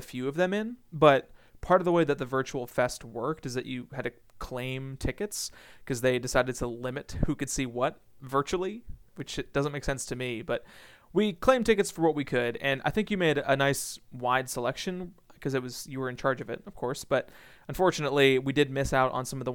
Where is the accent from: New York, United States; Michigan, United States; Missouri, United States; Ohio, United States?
Ohio, United States; Northeast; I am from Northeast Ohio, which is close enough to Lake Erie